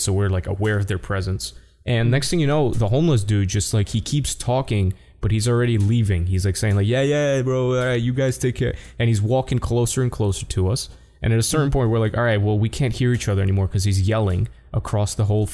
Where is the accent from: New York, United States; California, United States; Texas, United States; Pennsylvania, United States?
New York, United States; New York City; I'm from New York City